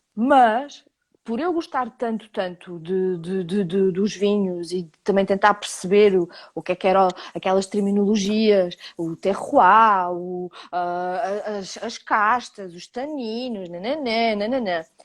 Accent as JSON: {"language": "Portuguese", "country": "Portugal"}